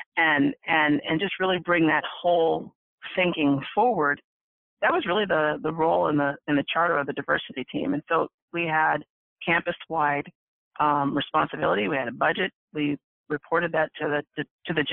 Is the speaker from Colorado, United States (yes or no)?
no; Orange County, California, United States; I grew up in Orange County